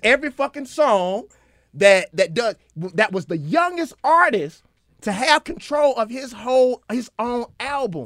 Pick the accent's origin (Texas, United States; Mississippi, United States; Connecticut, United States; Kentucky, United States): Mississippi, United States